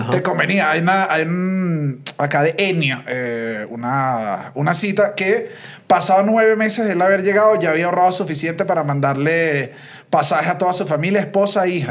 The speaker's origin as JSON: {"language": "Spanish", "country": "Venezuela", "moved": "as an adult", "lives_now": "Mexico"}